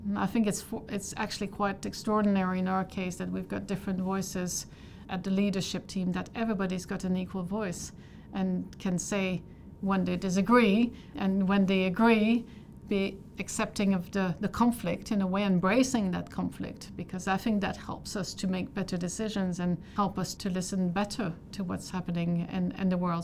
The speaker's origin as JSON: {"language": "English", "country": "Canada", "said": "I'm Canadian"}